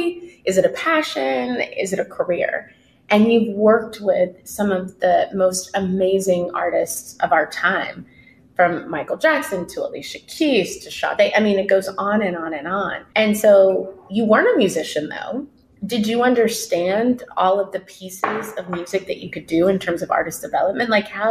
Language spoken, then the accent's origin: English; Germany; born there; also born or lived in New York, United States; my parents were in the military. I was born in Germany.